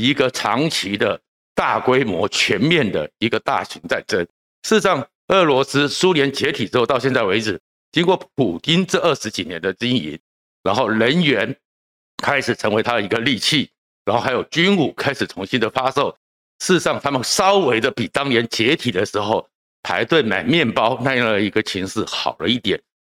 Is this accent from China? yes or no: no; Taiwan; 台湾应该很庆幸，我们台湾人一直不相信一纸公文、一纸白纸黑字，它就会是一个确定保障